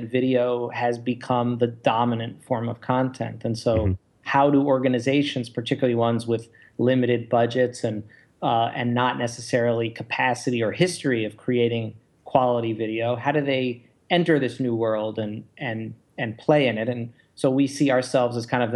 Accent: Baltimore, Maryland, United States; now in Chicago, United States; I'm from Baltimore

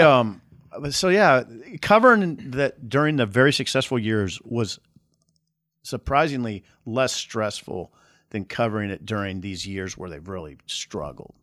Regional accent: Columbus, Nebraska, United States; Columbus, I grew up in Columbus

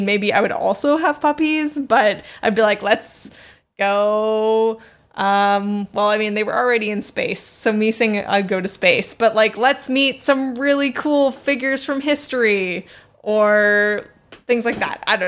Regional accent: Canada; Yeah, I'm a Canadian, so I just magic myself no snow.

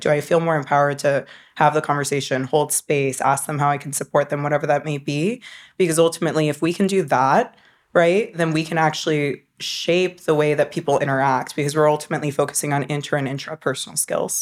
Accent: North Carolina, United States; I grew up in North Carolina.

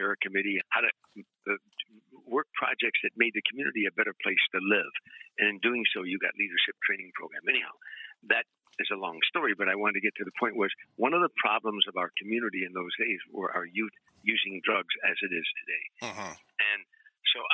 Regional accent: Harvey, Illinois, United States; moved away as an adult; now in California, United States; I grew up very poor in Harvey, Illinois

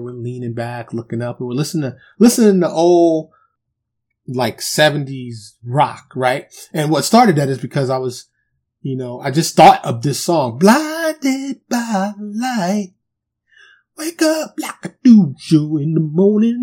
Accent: New York City, New York, United States; I'm from Harlem, the South Bronx

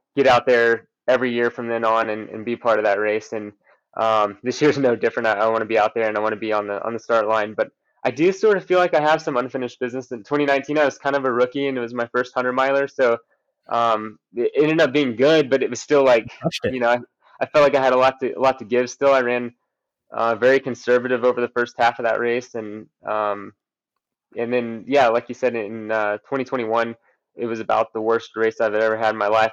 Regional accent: Texas, United States; I grew up in Texas

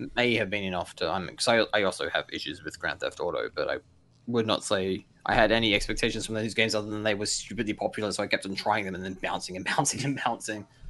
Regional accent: Blue Mountains, New South Wales, Australia; also born or lived in Korea; I grew up in the Blue Mountains

